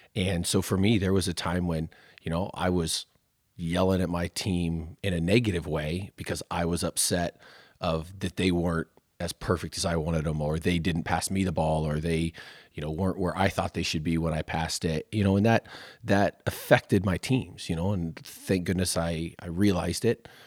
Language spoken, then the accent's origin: English; Waukee, Iowa, United States; I grew up in Waukee when it was a lot smaller